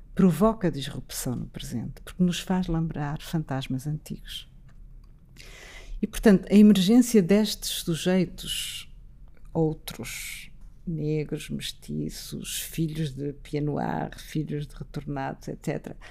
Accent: Portugal; como portuguesa

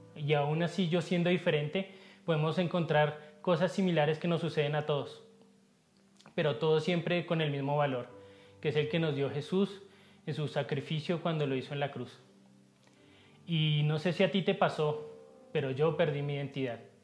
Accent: Colombia; mi esposa y yo vivimos en Bogotá, sí, somos colombianos

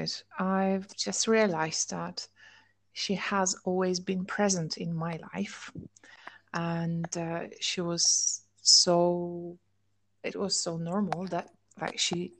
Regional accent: Poland; English is a second language; moved away as an adult; now in England; I grew up in Poland

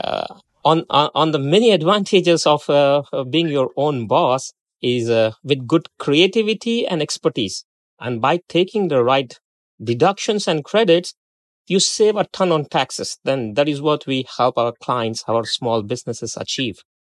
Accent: India; moved away as an adult; also born or lived in Democratic Republic of Congo; now in Arkansas, United States; I was born in India and, uh, I completed my graduation with a major in accounting and taxation. And I did my post-graduation in India

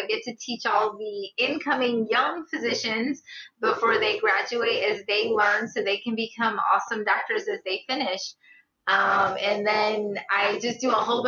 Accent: Guyana; now in St. Louis, United States; I was born in Guyana, South America to pastor parents

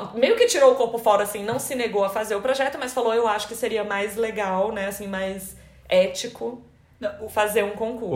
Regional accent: Brasília, Federal District, Brazil; moved away; nós dois, né, mudamos de cidade, a gente é de Brasília.

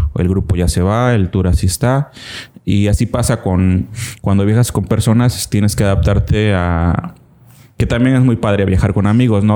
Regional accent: Cintalapa, Chiapas, Mexico; also born or lived in Tuxtla Gutiérrez; soy 100% chimbombo, orgulloso de, haber nacido aquí en Cintalapa

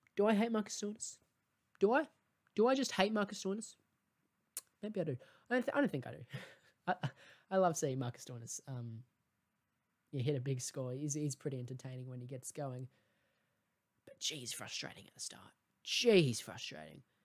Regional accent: Australia; as an Australian

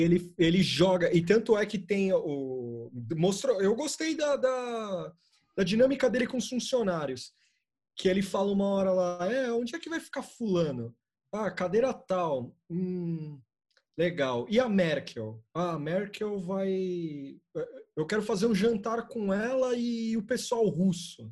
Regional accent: Brazil; a gente é brasileiro

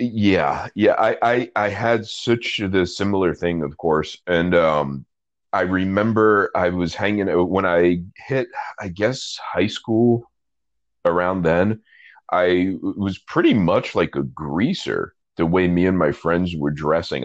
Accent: New York City, New York, United States; I'm from Brooklyn, and I'm from Brooklyn in the 80s, the 1980s, to be clear. And the guy who did my hair was the guy who did my dad's hair

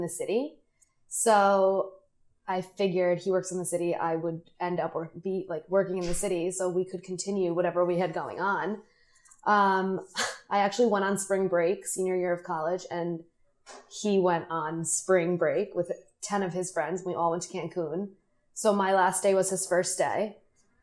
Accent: New York City, New York, United States; I was born in Flushing

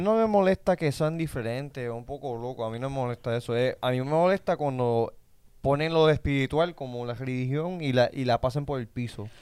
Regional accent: Puerto Rico; nosotros somos puertorriqueños

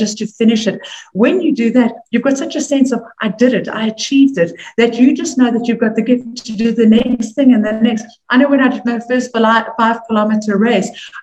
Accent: South Africa; moved away as an adult; also born or lived in New York; as a South African

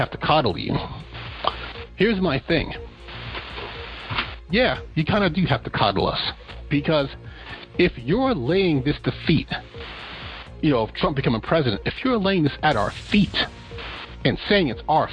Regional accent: New York, United States; I'm from New York

